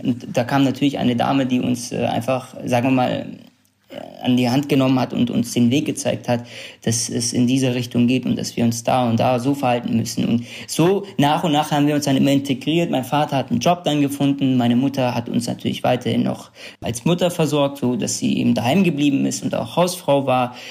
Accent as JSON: {"language": "German", "town": "Sulaymaniyah", "region": "Kurdistan Region", "country": "Iraq", "tie": "born or raised there", "first_language": "Kurdish", "second_language": "German", "moved": "yes", "lives_now": "Germany", "said": "in meiner Heimatstadt äh, Slemania, in der wir sind"}